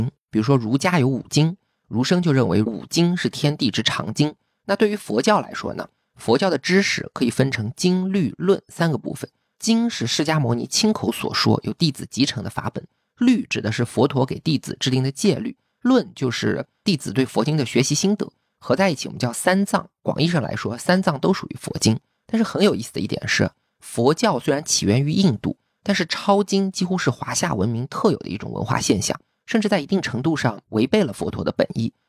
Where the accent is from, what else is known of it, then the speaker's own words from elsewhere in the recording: China; 这其实非常典型的中国式思维，因为我们中国人有非常强大的文字传统，要把一切知识都转化为文字，我们才有安全感。